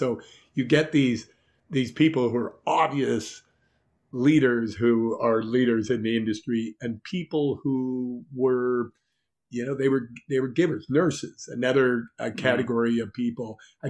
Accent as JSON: {"language": "English", "town": "Montreal", "region": "Quebec", "country": "Canada", "said": "So I'm coming from Montreal, where everybody kisses each other."}